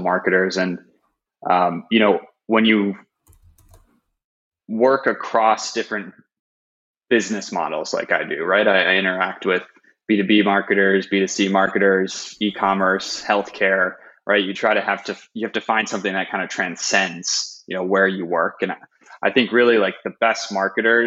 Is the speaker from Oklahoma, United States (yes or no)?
no; Chicago, Illinois, United States; now in San Francisco, United States; I'm originally from Chicago, Illinois, in the States